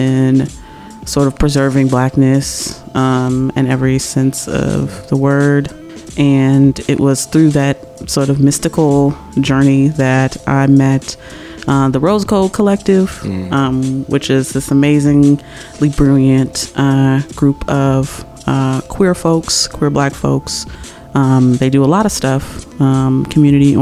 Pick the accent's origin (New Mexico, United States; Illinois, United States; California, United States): Illinois, United States; Chicago; born and raised on the southeast side of Chicago